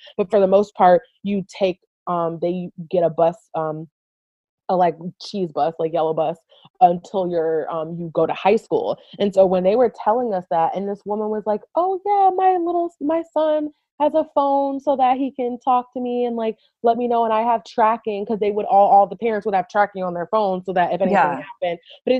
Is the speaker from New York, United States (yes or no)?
yes; Buffalo, New York, United States; also born or lived in Boston; I was from Buffalo